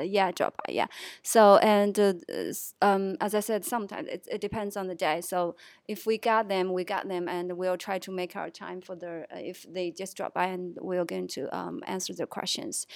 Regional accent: Chongqing, China; moved away as an adult; now in Shenzhen, China; I'm from Chongqing, China

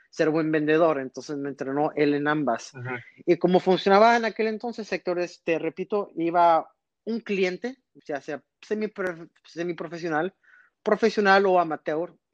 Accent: McAllen, Texas, United States; Yo soy originario de McAllen, Texas.

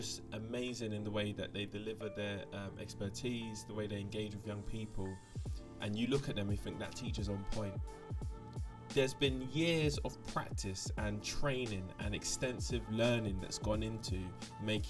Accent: London, United Kingdom; I am a Londoner

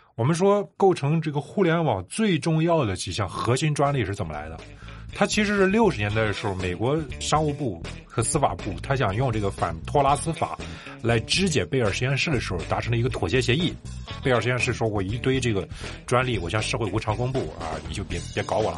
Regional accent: China; 我们中国人这几年

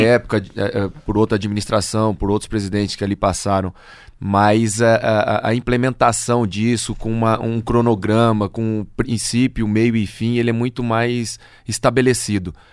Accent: São Pedro do Iguaçu, Paraná, Brazil; also born or lived in Toledo, Brazil; now in Londrina, Brazil; eu sou lá do oeste do Paraná, de São Pedro do Iguaçu

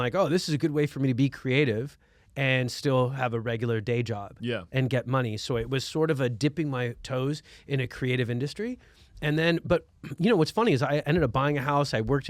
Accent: Egypt; And I go, I'm from Egypt.

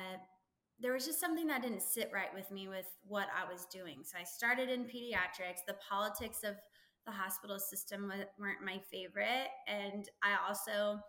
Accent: Texas, United States; also born or lived in California; Technically I grew up in California until I was about 10, but I've lived in Texas now for longer. I'm a Texan.

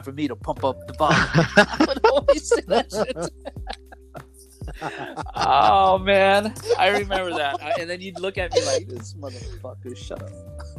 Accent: Oxnard, California, United States; Growing up in Oxnard, it's so confined that when something new comes out, you hear about it right away.

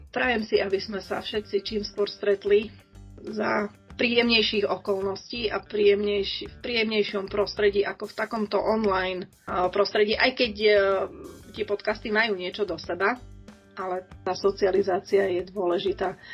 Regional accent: Košice, Košice Region, Slovakia; also born or lived in Moldava nad Bodvou; ja som vyrastala nielen v Košiciach v meste, ale aj na vidieku, ktorý je spojený s Moldavou a s okolím

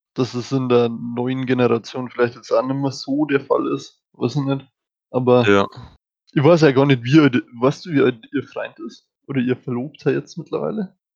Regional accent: Germany; wir als Deutsche

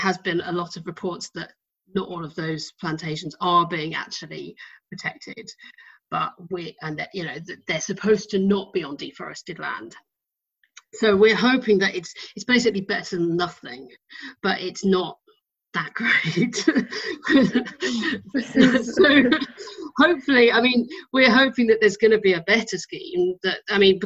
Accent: United Kingdom; I'm British

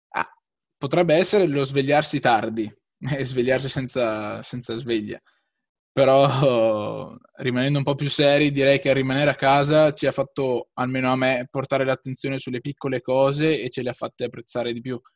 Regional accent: Lonigo, Veneto, Italy; sono di Lonigo, un piccolo paesino in eh, provincia di Vicenza, in Veneto

